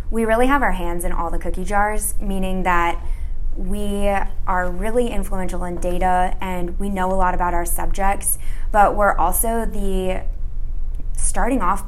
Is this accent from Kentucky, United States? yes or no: no; Chicago, Illinois, United States; moved away as an adult; now in Los Angeles, United States; I'm originally from the Chicago suburbs, but now I'm down in sunny LA.